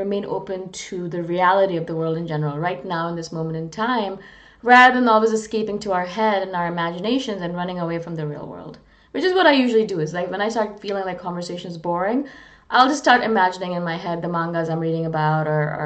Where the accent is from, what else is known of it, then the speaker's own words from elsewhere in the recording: India; moved away; also born or lived in Canada; I'm not Canadian. I'm originally from India. I'm Canadian Indian